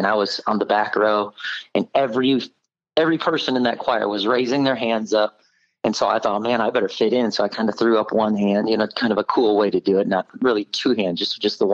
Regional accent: Oak Creek, Wisconsin, United States; I was born and raised in Milwaukee, Wisconsin area, Oak Creek to be specific

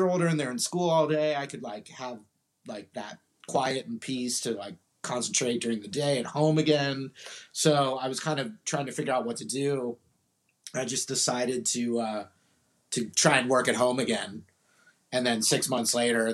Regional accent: Orange County, California, United States; moved away as an adult; now in San Marcos, United States; I grew up in Orange County, north of San Diego.

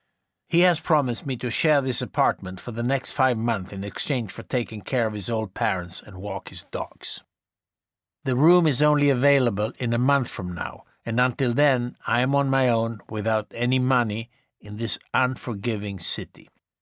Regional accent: Bronx, New York, United States; born there; I was born here in the Bronx. I became a carpenter like my father.

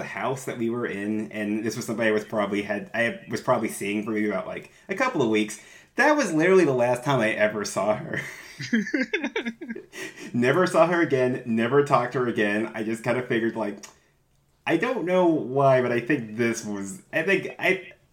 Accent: Virginia, United States; I'm from Virginia

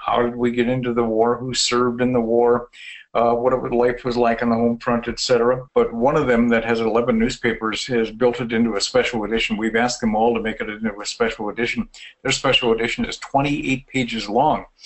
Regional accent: North Dakota, United States; in my hometown, it's the Almer Zeke American Legion Post

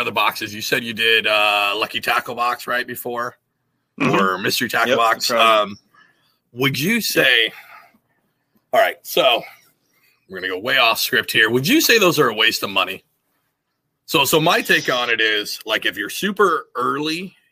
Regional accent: Washington, United States; moved away; originally I'm from Washington State, so I grew up trout fishing in streams and creeks

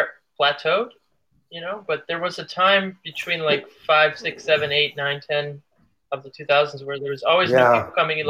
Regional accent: Cleveland, Ohio, United States; and I came from Cleveland, Ohio, and I knew like Robin, and I knew Ney Mello

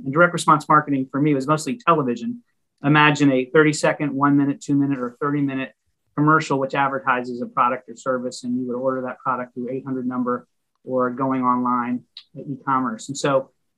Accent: Chantilly, Virginia, United States; moved away as an adult; also born or lived in Alexandria, Virginia / Philadelphia area; now in Philadelphia, United States; Grew up most of my years in a town called Chantilly in western Fairfax County, near Dulles Airport

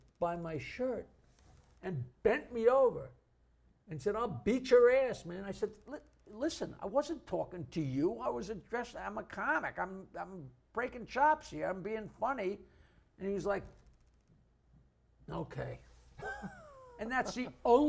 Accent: Oyster Bay, New York, United States; growing up in Oyster Bay

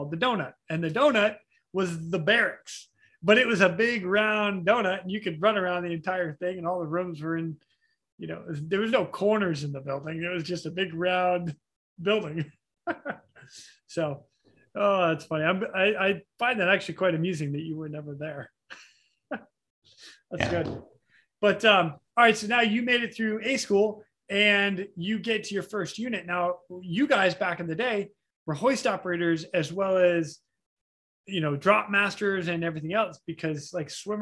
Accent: Boston, Massachusetts, United States; I'm from Boston

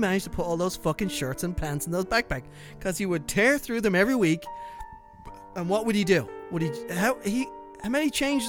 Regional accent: Ireland; as a poor boy growing up in Ireland

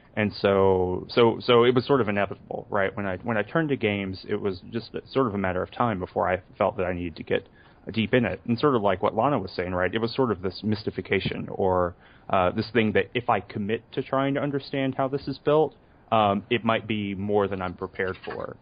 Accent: the South, United States; I'm from the South

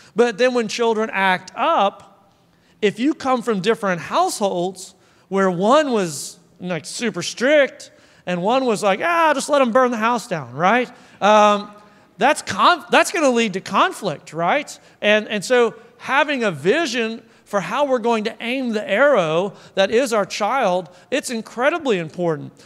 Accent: Oklahoma, United States; moved away; also born or lived in Arkansas; I'm from Oklahoma, so, like, there's a lot of farms

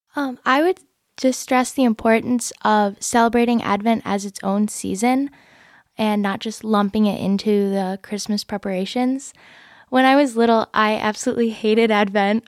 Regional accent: Michigan, United States; I grew up in Michigan. Um, I've lived here my whole life.

